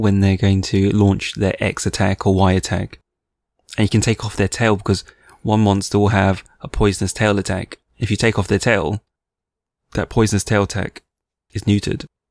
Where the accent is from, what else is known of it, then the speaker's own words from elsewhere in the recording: United Kingdom; I'm a Brit, which I am.